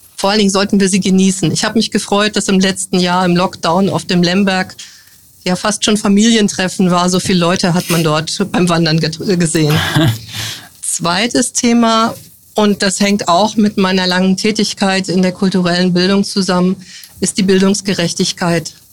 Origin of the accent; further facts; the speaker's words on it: near the border with the GDR, northern Hesse, Germany; moved away as an adult; now in Bad Kreuznach, Germany; Geboren bin ich im Norden Hessens, in der Nähe der Grenze zur DDR. Dort habe ich 1983 mein Abitur gemacht